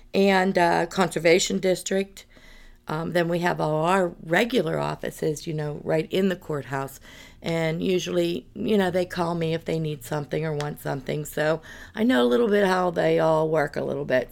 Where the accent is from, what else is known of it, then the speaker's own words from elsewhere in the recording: North Buffalo Township, Pennsylvania, United States; I was born and raised in North Buffalo. Township, uh, Armstrong County